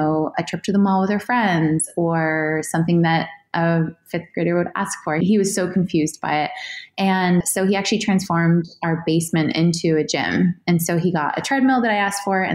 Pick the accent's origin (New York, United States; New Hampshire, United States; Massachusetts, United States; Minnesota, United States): New Hampshire, United States; I grew up in New Hampshire